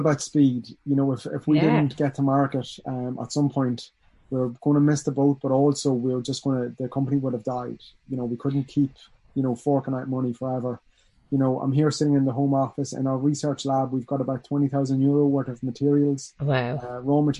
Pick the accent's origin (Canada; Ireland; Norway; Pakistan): Ireland; Dundalk, Leinster; also born or lived in Dublin / Washington, D.C. / Australia; I'm from Dundalk